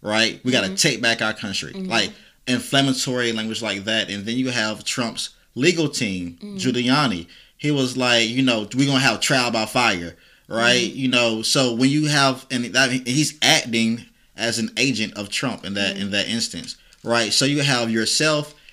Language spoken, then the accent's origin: English; near Wilmington, North Carolina, United States; I grew up a half an hour from Wilmington